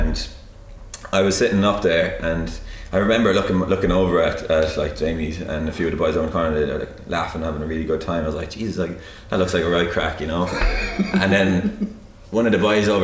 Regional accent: Clonmel, Munster, Ireland; I grew up in 14 Roaring Springs

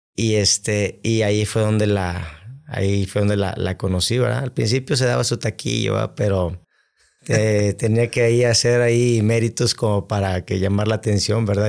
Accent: Monterrey, Nuevo León, Mexico; also born or lived in San Luis Potosí / Guadalajara; yo soy originario de aquí de Monterrey, Nuevo León

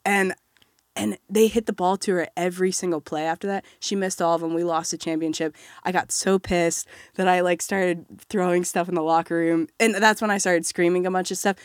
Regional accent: Batesville, Indiana, United States; also born or lived in Bloomington, Indiana; I'm from Southeast Indiana in a small town called Batesville

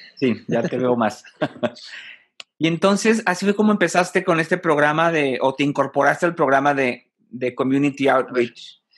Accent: Mexico; Como mexicano

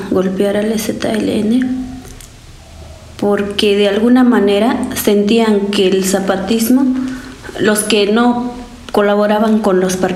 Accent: Acteal, Chiapas, Mexico; Ejemplo están los mártires de Acteal, que de donde soy, soy reviviente de la masacre de Acteal.

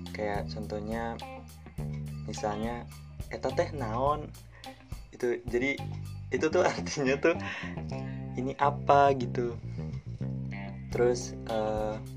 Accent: Ternate, North Maluku, Indonesia; now in Bogor, Indonesia; gue kan asalnya dari Ternate kan provinsi Maluku Utara dari Indonesia Timur nah pas gue nyampe e, ya pas gue nyampe di sini di Bogor

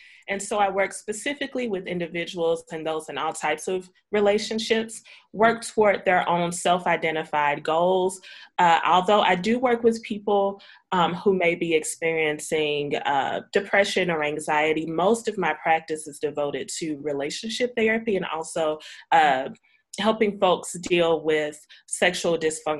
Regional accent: St. Louis, Missouri, United States; I'm a licensed clinical social worker in Missouri. I born and raised in St. Louis, and so that's where my practice is from.

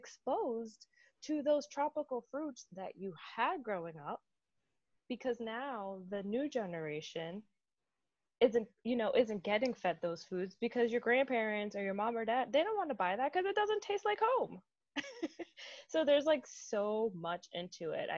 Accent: Dominican Republic; now in United States; growing up in the Dominican Republic, like in our house in the Dominican Republic, we have a mango tree

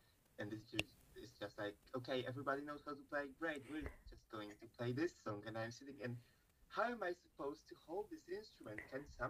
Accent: Poland; first language Polish; English is a second language; Like, I know English and I know Polish because it's my mother language.

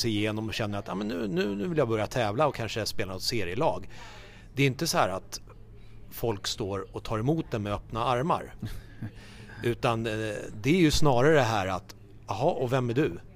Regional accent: Haninge, Stockholm County, Sweden; Jag är ju uppvuxen som sagt i Haninge, spelade i Haninge tennisklubb

